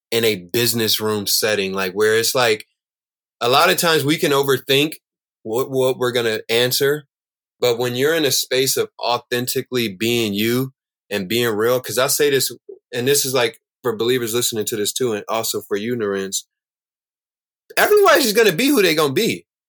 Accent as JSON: {"language": "English", "town": "Chicago", "region": "Illinois", "country": "United States", "tie": "born or raised there", "said": "I'm growing up in Chicago"}